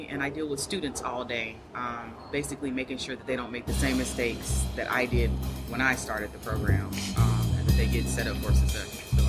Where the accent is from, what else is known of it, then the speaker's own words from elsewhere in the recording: Mississippi, United States; now in Austin, United States; I'm actually originally from Mississippi.